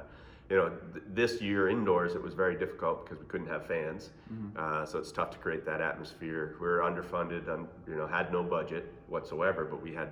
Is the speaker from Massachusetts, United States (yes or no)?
yes; Boston, Massachusetts, United States; growing up in Boston